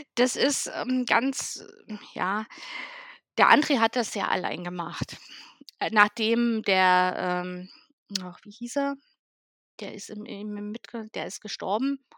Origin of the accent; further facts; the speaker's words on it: East Germany, Germany; ich komme ja aus dem Osten von Deutschland